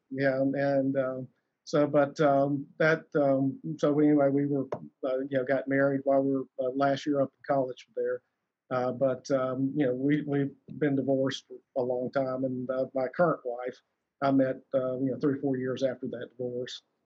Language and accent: English; South Alabama, United States; I, I, grew up down in South Alabama